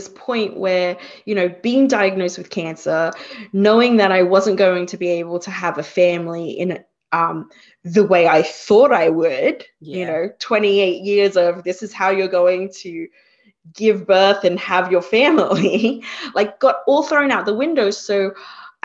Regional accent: Australia; moved away as an adult; also born or lived in Singapore; now in Hudson Valley, United States; I was born in Singapore myself, and we migrated to Australia when I was 2

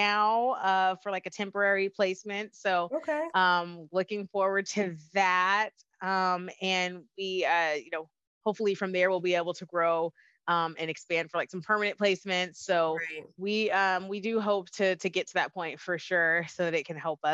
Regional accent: Dallas, Texas, United States; We're from Dallas

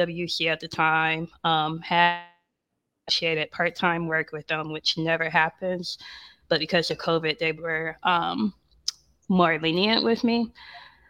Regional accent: Ohio, United States; moved away as an adult; also born or lived in New York; now in Atlanta, United States; I'm living here in Atlanta. I'm from Ohio, but spent a lot of time in Atlanta during undergrad

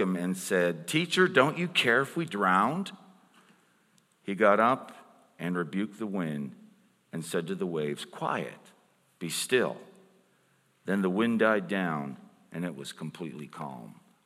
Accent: Pittsburgh, Pennsylvania, United States; I'm from Pittsburgh

